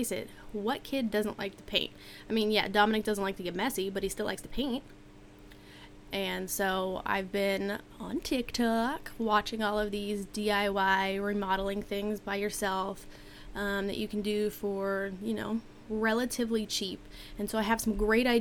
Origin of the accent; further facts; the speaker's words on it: Washington, United States; I grew up in Washington where it did get cold in the winter